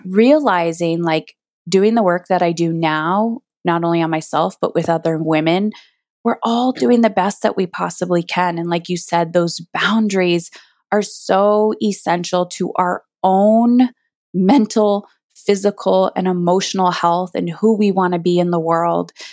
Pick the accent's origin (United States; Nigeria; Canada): Canada; I'm Canadian